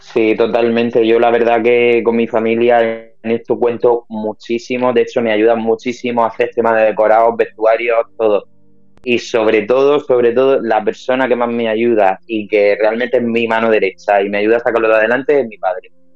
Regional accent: Cartagena, Region of Murcia, Spain; yo soy de Cartagena y aquí en Cartagena no puedes vivir de esto

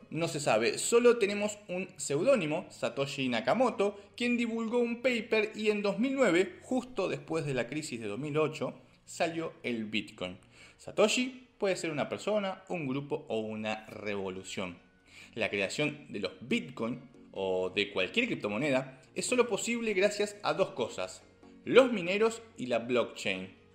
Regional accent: Argentina; como argentino

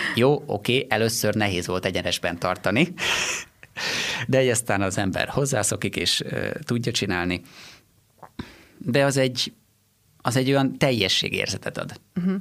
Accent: Sárbogárd, Fejér, Hungary; also born or lived in Székesfehérvár / Gödöllő; Én Sárbogádról származom

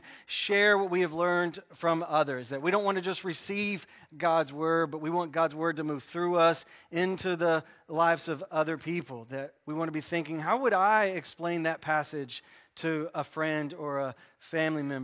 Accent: United States; We're American

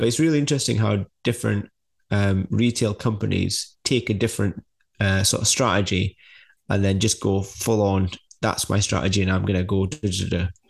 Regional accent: United Kingdom; being British

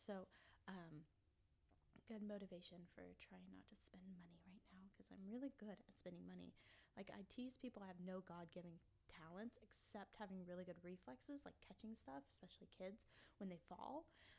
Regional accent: Kansas, United States; but then I was born here in spring, and I've lived here. I grew up in Kansas.

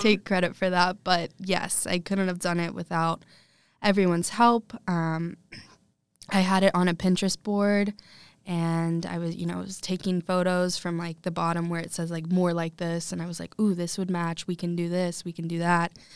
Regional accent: Lexington, Kentucky, United States; I'm from Lexington, born and raised

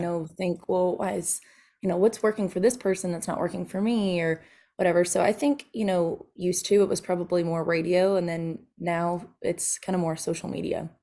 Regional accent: Nashville, Tennessee, United States; moved away; also born or lived in Texas; I grew up, I was from Nashville, Tennessee. My dad was a songwriter there

